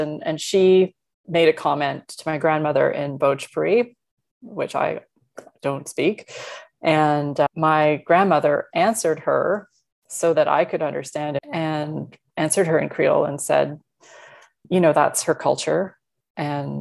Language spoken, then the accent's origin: English; Canada; Being Canadian and from two cultural backgrounds